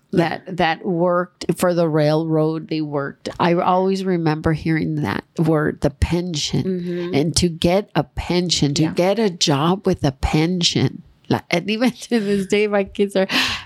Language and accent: English; Los Angeles, California, United States; also born or lived in Monterey Park; I grew up in East LA on City Terrace.